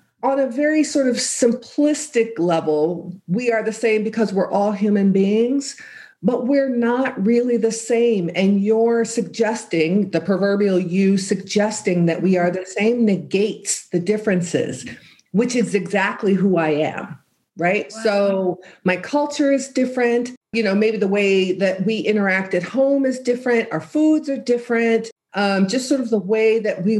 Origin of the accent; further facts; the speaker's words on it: San Francisco Bay Area, California, United States; I grew up in the San Francisco Bay Area during the free speech, Black Panther, and counterculture movements